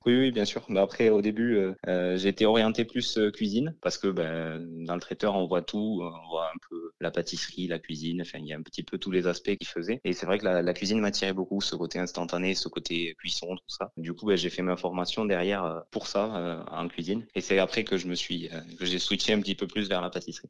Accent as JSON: {"language": "French", "country": "France", "tie": "born or raised there", "moved": "yes", "lives_now": "Valence, France", "said": "je suis originaire dans des Pyrénées"}